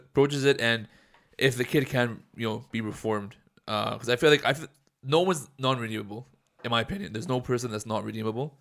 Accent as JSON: {"language": "English", "town": "Edmonton", "region": "Alberta", "country": "Canada", "tie": "born or raised there", "said": "growing up in Edmonton"}